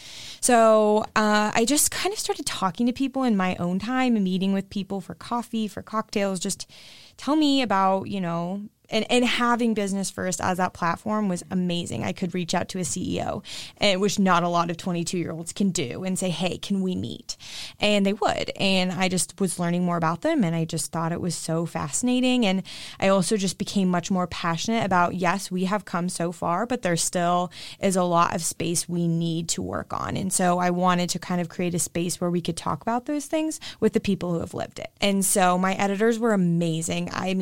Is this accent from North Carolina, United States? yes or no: no; Westerville, Ohio, United States; I am from Westerville and my mom had a job there, so I got free tuition